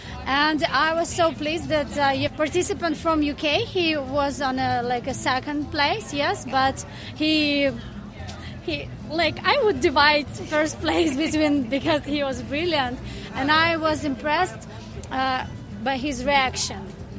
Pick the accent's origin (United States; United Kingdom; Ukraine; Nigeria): Ukraine; Kyiv; I'm from Kyiv.